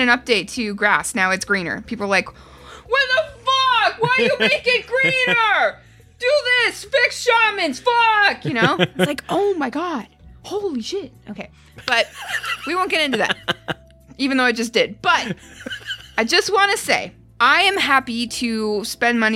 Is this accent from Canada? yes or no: yes; Canada; born or raised there